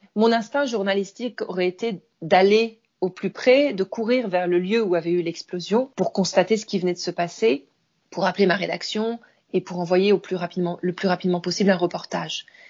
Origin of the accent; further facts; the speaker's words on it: France; moved away as an adult; also born or lived in Tehran, Iran / Beirut, Lebanon / Cairo, Egypt; now in Istanbul, Turkey; j'ai quitté la France il y a plus de 20 ans maintenant, puisque j'ai décidé d'aller m'installer d'abord à Téhéran, en Iran